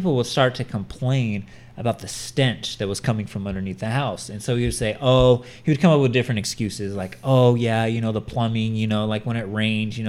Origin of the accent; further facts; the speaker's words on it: California, United States; we're from California.